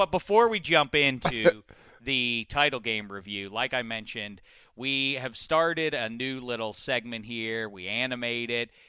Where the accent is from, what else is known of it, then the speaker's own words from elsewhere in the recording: Iowa, United States; I'm from Iowa. I love the country music.